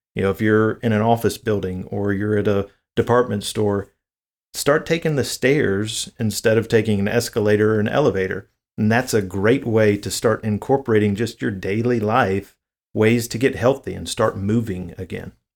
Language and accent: English; the South, United States; I'm from the South, so diabetes is a huge issue here in the South